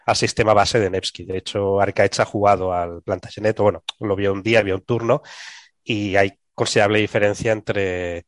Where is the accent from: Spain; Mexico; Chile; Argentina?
Spain; Catalonia; accent: Catalan; mi acento catalán